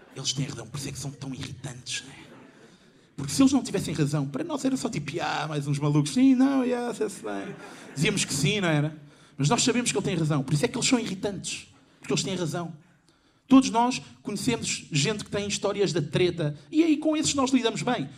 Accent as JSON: {"language": "Portuguese", "region": "Lisbon", "country": "Portugal", "tie": "born or raised there", "said": "Eu tenho 27 anos, eu nasci em 92 e sou de Lisboa. Quem cresceu na década de 90 em Lisboa"}